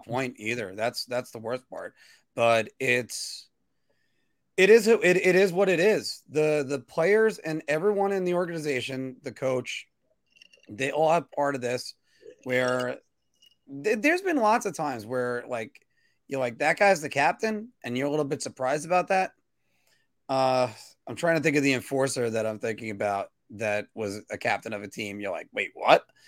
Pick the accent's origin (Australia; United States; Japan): United States